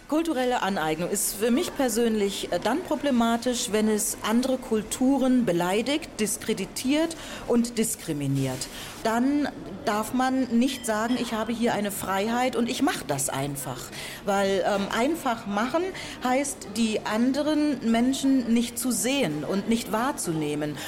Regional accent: Buxtehude, Lower Saxony, Germany; moved away as an adult; also born or lived in Hamburg / Lüneburg / Heidelberg; Ich bin ähm, ja in Hamburg geboren und in Buxtehude aufgewachsen.

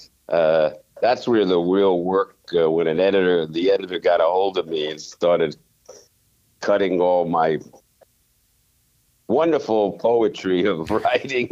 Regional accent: the East, East Coast, United States; growing up in the East

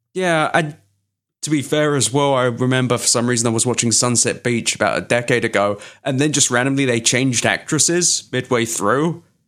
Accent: London, United Kingdom; moved away; The fucking British secondary school I went to was where Alan Rickman and Hugh Grant went.

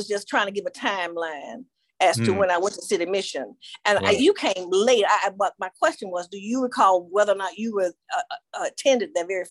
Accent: Arkansas, United States; accent: Southern; moved away; And I was from Arkansas. We would be talking our Southern talk

